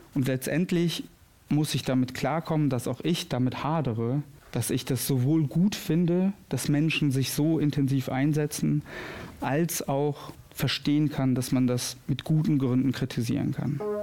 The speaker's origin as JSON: {"language": "German", "country": "Kosovo", "tie": "born or raised there", "moved": "yes", "lives_now": "Moers, Germany", "said": "Ich komme nämlich gebürtig aus dem Kosovo."}